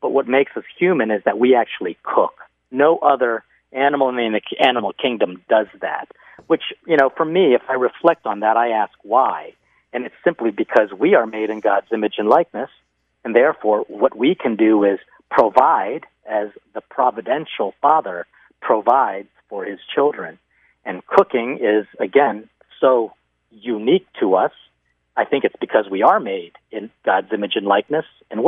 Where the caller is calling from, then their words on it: Mexico; I am here from Mexico.